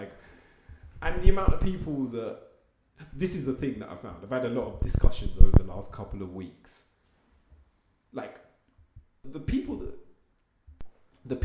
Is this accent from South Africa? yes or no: no; United Kingdom; I'm British.